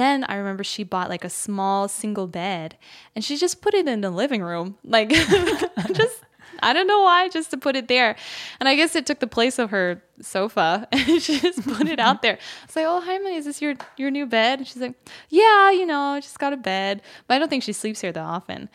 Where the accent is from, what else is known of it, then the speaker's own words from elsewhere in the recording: United States; moved away as an adult; now in Seoul, South Korea; growing up in the States